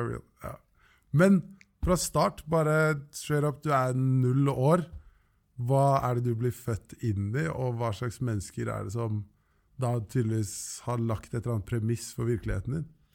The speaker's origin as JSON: {"language": "Norwegian", "region": "Oslo", "country": "Norway", "said": "Jeg er fra Løkka og begynte på Handelskrim"}